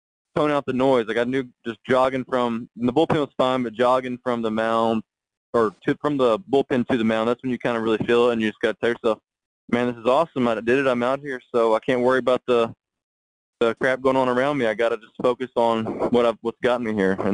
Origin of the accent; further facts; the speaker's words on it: Tennessee, United States; I'm from Tennessee. We were close to, St. Louis is like Clark was right in the middle of St. Louis and Atlanta. So I went to a lot of Cardinal games growing up too